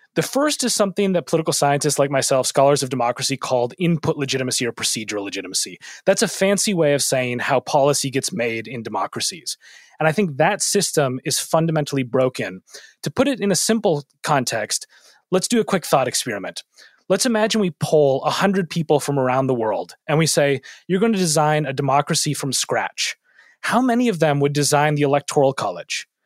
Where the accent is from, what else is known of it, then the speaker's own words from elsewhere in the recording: Minneapolis, Minnesota, United States; moved away; my hometown of Minneapolis